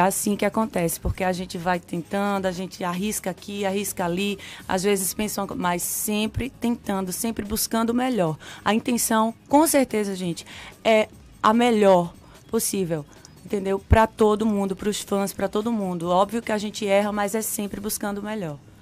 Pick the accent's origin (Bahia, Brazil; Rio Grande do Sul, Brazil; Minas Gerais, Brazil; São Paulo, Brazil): Bahia, Brazil; Sobradinho; born or raised there; also born or lived in Pernambuco; now in Salvador, Brazil